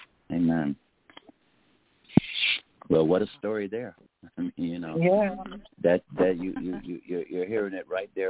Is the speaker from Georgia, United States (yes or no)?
yes; Augusta, Georgia, United States; now in New York, United States; I was born in Augusta, Georgia, and I'm in New York now.